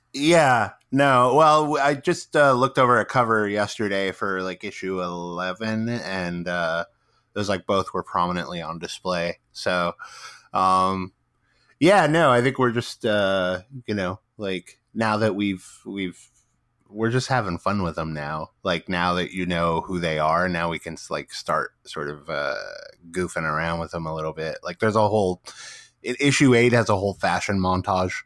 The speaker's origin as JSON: {"language": "English", "region": "Midwest", "country": "United States", "tie": "born or raised there", "moved": "yes", "lives_now": "West Coast, United States", "said": "I grew up in the Midwest, so like um, I live on the West Coast now"}